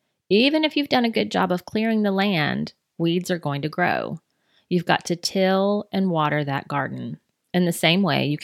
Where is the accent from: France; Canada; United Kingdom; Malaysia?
United Kingdom; England; We're both English people, Bonnie.